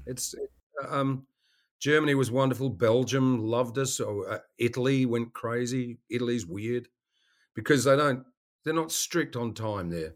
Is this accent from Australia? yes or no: yes; Western Australia, Australia; moved away as an adult; also born or lived in Melbourne, Australia; now in United States; I grew up in Western Australia